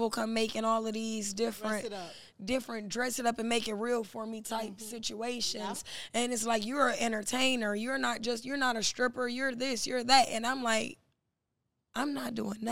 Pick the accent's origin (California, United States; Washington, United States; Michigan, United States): Michigan, United States; Detroit; moved away; also born or lived in Miami; I'm from Detroit.